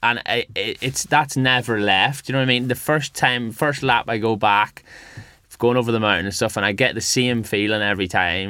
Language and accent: English; Northern Ireland, United Kingdom; now in West Yorkshire, United Kingdom